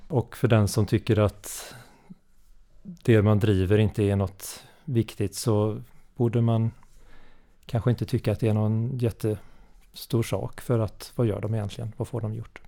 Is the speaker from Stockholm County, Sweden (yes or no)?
no; Varberg, Halland County, Sweden; Jag är från, eh, Varbergsdrakten, hallänning